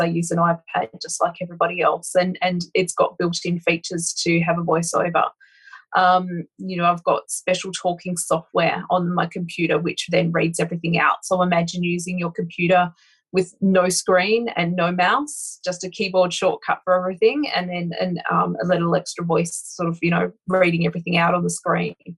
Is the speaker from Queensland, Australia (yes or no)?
no; Broken Hill, New South Wales, Australia; I actually grew up in really interesting part of Australia, so very outback kind of um, a place called Broken Hill.